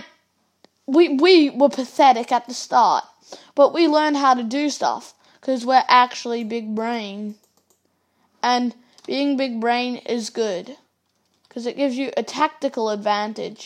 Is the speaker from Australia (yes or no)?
yes; Australia; I'm Australian